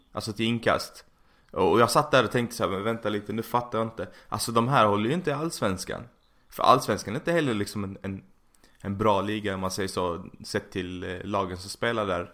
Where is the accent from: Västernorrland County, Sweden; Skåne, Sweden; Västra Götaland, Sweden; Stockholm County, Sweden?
Skåne, Sweden; Malmö; now in Sickla, Sweden; Alltså jag är från Malmö